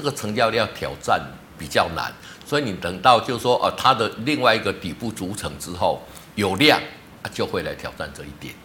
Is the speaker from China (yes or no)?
no; Taiwan; 我们台湾